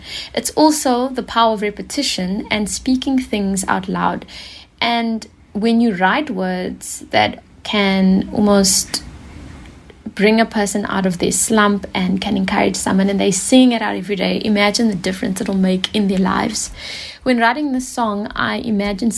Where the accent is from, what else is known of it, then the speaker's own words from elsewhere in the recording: Pietermaritzburg, KwaZulu-Natal, South Africa; now in Cape Town, South Africa; I hail proudly from Pietermaritzburg in KwaZulu-Natal, but I currently live in the mother city, Cape Town.